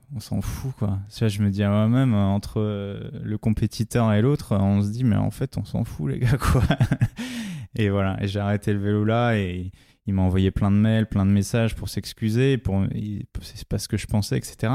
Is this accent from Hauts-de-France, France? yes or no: no; La Courneuve, Île-de-France, France; j'ai été élevé dans les quartiers populaires du 93 à La Courneuve